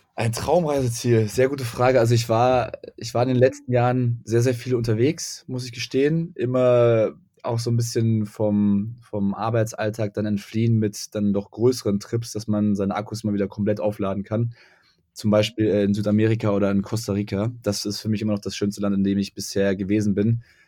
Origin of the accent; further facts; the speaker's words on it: Göttingen, Lower Saxony, Germany; moved away as an adult; also born or lived in Frankfurt; ich komme aus Göttingen